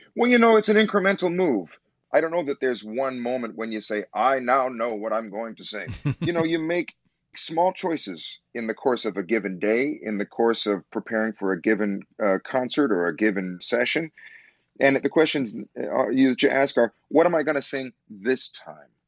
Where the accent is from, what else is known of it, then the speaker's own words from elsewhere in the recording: Chicago, Illinois, United States; moved away as an adult; also born or lived in New York; I had my beginnings here. This is my home. This is the dream city of my youth.